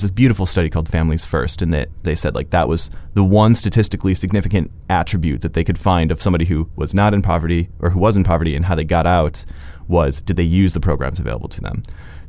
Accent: Chicago, Illinois, United States; now in Edmonton, Canada; You know, I'm here from the Chicago area

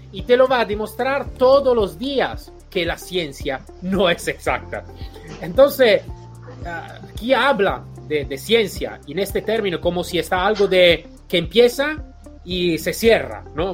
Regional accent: Italy; Spanish is a second language; somos todos latinos, eh, italiano

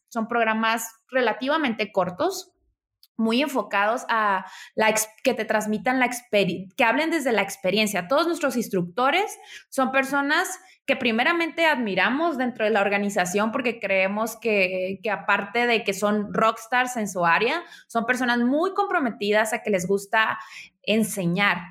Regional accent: Tijuana, Baja California, Mexico; moved away; also born or lived in Mexico City; soy originaria de Tijuana

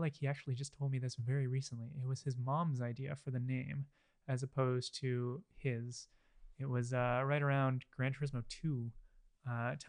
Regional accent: Hamilton, Ontario, Canada; I grew up out in Hamilton.

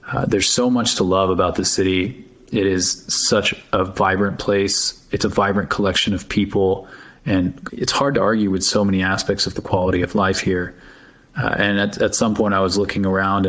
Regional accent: East Bay, Bay Area, California, United States; also born or lived in San Francisco; I'm a Bay Area native. I grew up in the East Bay.

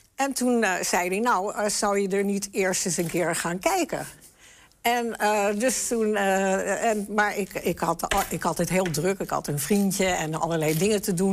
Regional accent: the West, Netherlands; moved away as an adult; also born or lived in Enschede; Ik kom uit het Westen

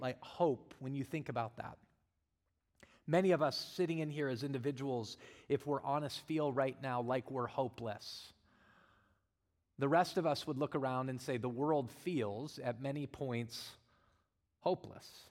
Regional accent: Colorado, United States; now in Arizona, United States; I'm from Colorado

